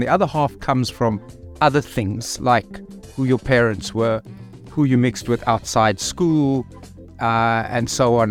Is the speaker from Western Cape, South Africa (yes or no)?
yes; Cape Town, Western Cape, South Africa; moved away as an adult; also born or lived in Thohoyandou; now in Gauteng, South Africa; I'm born and, and grew up in Cape Town, but, uh, I've taught in Thoyandal and, um, and now I'm working in Gauteng.